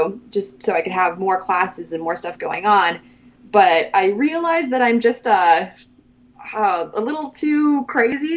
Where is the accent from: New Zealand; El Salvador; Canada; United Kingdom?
Canada; Saskatoon, Saskatchewan; moved away; Saskatoon's my hometown in Saskatchewan